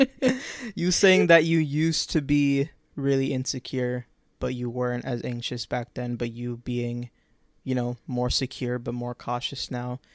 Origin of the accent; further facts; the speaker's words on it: Orlando, Florida, United States; Orlando, my hometown.